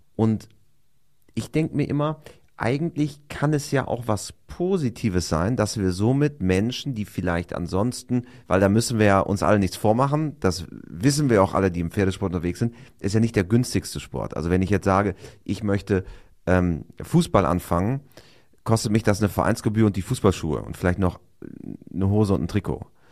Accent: Osnabrück Land, Lower Saxony, Germany; wir kommen ja interessanterweise beide aus dem Ostenrücker Land

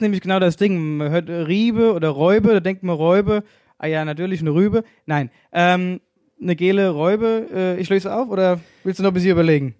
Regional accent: Hesse, Germany; accent: Hessian; ich rede viel Hessisch

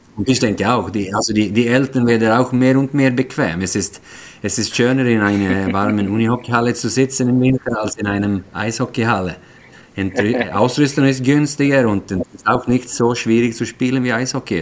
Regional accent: Sweden; German is a second language; also born or lived in Switzerland; now in Gothenburg, Sweden; als Schwede

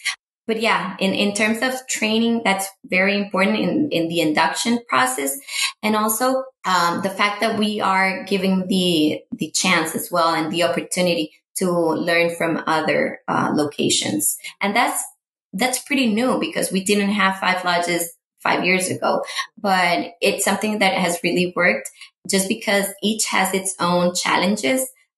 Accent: San Jose, California, United States; I am, and as I always say to them, I am from San Jose.

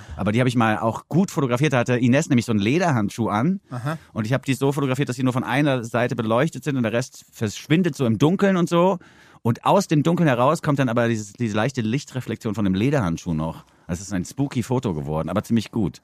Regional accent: Southern Germany, Germany; Im Süden komme ich her

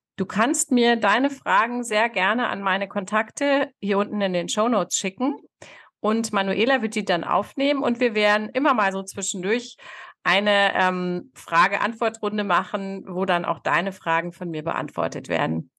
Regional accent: Hanover, Lower Saxony, Germany; moved away; also born or lived in Texas, United States; Ich bin in Hannover groß geworden, in der Stadt

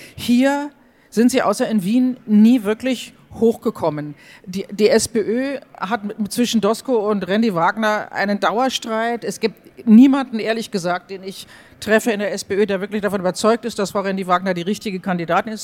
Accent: Germany; now in Austria; als Deutsche.

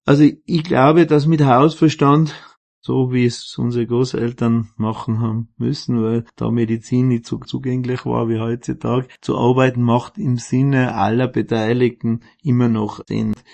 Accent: Außerfern, Tyrol, Austria; Ich komme aus dem Außerfern

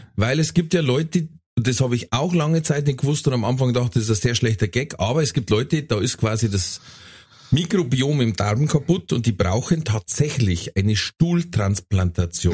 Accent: Ingolstadt, Bavaria, Germany; bei uns in Ingolstadt

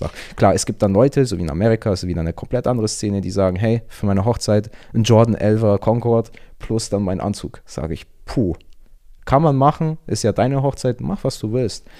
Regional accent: Augsburg, Bavaria, Germany; moved away as an adult; now in Antwerp, Belgium; ich komme aus ursprünglich aus Augsburg, wohne aber aktuell in Antwerpen, also in Belgien.

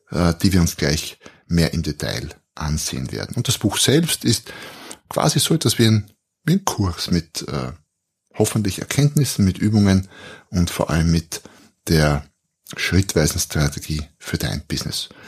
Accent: Austria; ich bin Österreicher, wie man vermutlich hört, wohne ein Stück südlich, südlich von Wien

